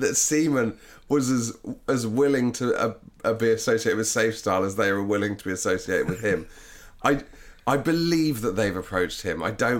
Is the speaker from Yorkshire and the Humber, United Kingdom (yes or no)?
yes; Yorkshire and the Humber, United Kingdom; Good at saving, I beat the competition, and I am from Yorkshire.